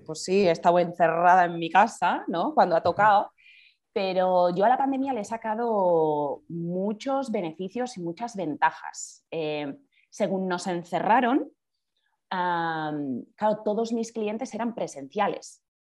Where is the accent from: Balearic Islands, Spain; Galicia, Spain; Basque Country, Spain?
Basque Country, Spain; Bergara; now in Madrid, Spain; soy de, de Vergara, soy del País Vasco